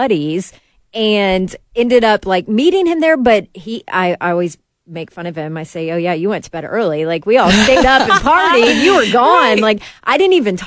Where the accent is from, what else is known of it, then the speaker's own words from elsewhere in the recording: Atlanta, Georgia, United States; also born or lived in Auburn; I'm from Atlanta, graduated from Auburn